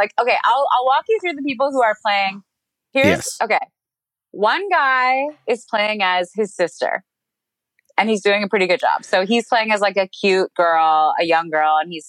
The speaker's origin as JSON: {"language": "English", "country": "United States", "said": "But no, Americans want fucking big trucks running things over, okay? That's what we want here."}